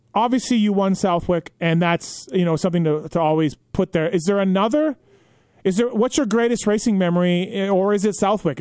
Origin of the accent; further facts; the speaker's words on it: Canada; moved away as an adult; now in United States; I'm Canadian